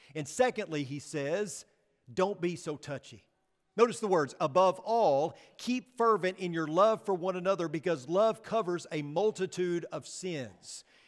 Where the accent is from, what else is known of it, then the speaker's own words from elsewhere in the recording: United States; as American Christians